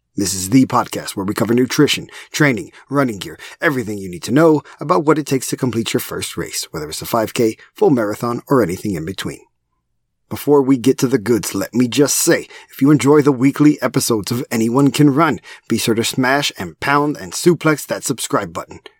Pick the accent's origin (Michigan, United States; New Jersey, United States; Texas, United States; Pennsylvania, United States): Texas, United States; As a proud Texan